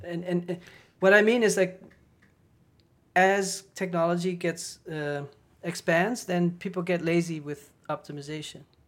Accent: Netherlands; moved away as an adult; also born or lived in Paris / Berlin; I'm from the Netherlands

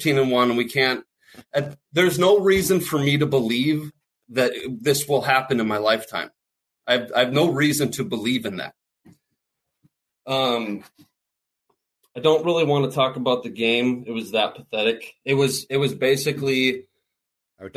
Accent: Fargo, North Dakota, United States; now in East Coast, United States; I grew up in Fargo. I moved to the East Coast

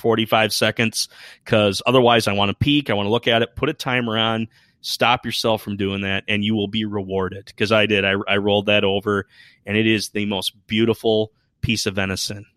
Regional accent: Michigan, United States; I hail from Michigan, uh, on the west side, So more of the Lake Michigan side as opposed to the Huron

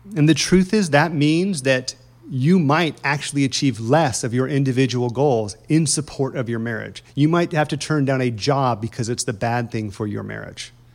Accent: Indiana, United States; moved away; I'm from Indiana

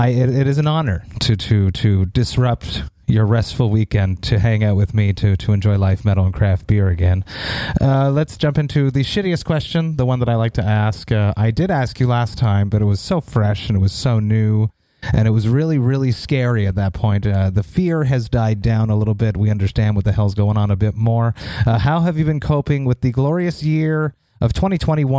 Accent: Montreal, Quebec, Canada; my hometown, Montreal

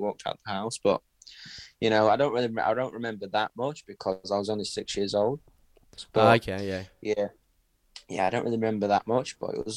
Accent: Perth, Western Australia, Australia; also born or lived in Doncaster, England; I lived there till I was about 6 years old.

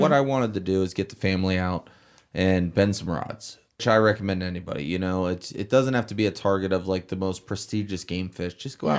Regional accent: South Florida, United States; So I have born and raised in South Florida, grew up fishing every which way you can think about it.

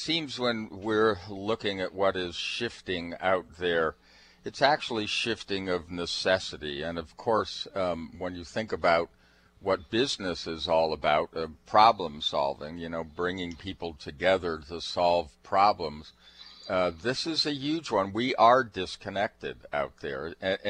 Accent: Seattle, Washington, United States; Well, hey, we're from Seattle, so we're going to find out what this is all about.

